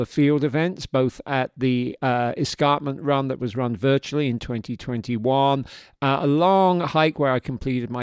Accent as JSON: {"language": "English", "region": "London", "country": "United Kingdom", "tie": "born or raised there", "also_born_or_lived": "Yorkshire", "moved": "as an adult", "lives_now": "New York, United States", "said": "I am from South London. Actually, I was born in Yorkshire, but I was raised in South London. I lived there from the age of 2 to the age of 22 or 23 when I came to New York."}